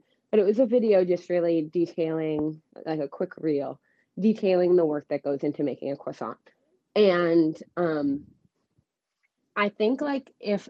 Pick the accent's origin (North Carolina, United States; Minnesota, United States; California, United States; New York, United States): Minnesota, United States; Minneapolis; I am from Minneapolis, Minnesota